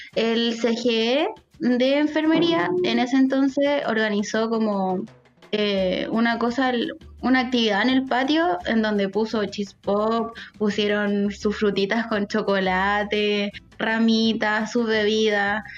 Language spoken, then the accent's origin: Spanish; Talca, Maule, Chile; yo soy de Talca